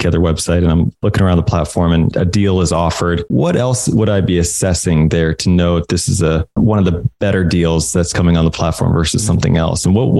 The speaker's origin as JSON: {"language": "English", "region": "Indiana", "country": "United States", "tie": "born or raised there", "said": "I grew up in Indiana, where it just seemed like the entire state was cornfields."}